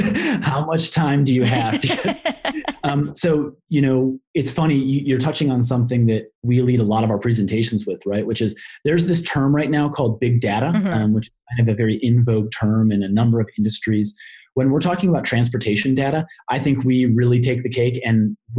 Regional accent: Colorado, United States; like my home state of Colorado

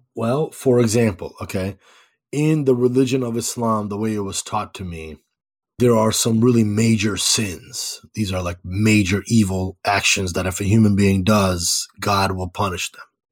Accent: Chicago, Illinois, United States; also born or lived in Skokie; I was born and raised in Chicago

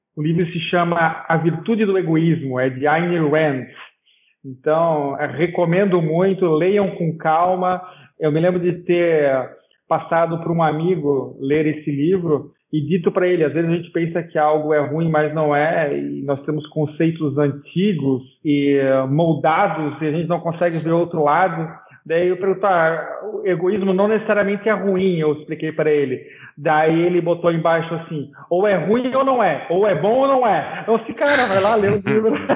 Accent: Santa Catarina, Brazil; eu, por exemplo, sou de Santa Catarina

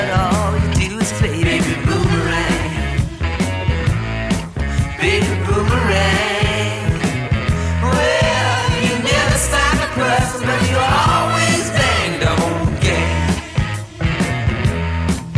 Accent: New York City, New York, United States; Bayside. I grew up in Bayside.

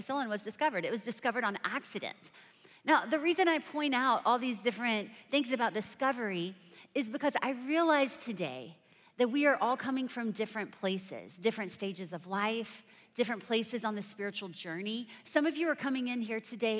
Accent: South Carolina, United States; I'm from South Carolina

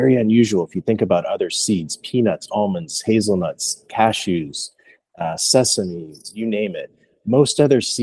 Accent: Philadelphia, Pennsylvania, United States; moved away; I'm from Philadelphia originally

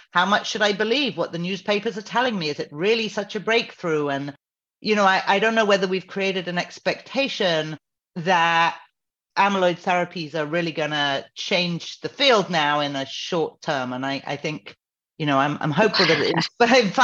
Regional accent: United Kingdom; now in United States

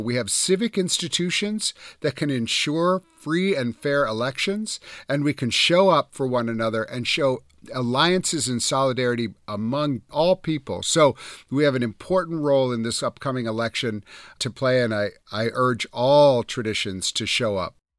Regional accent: Wisconsin, United States; I grew up in Wisconsin.

